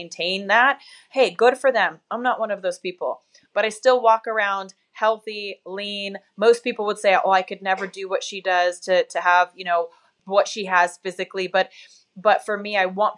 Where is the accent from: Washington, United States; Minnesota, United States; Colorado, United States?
Washington, United States; Tacoma; moved away; I'm from Tacoma